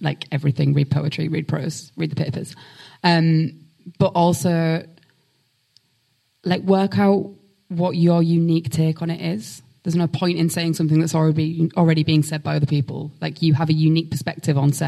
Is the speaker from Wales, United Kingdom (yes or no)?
no; Hull, Yorkshire and the Humber, United Kingdom; accent: Hull; now in London, United Kingdom; I always sound like a character from Hull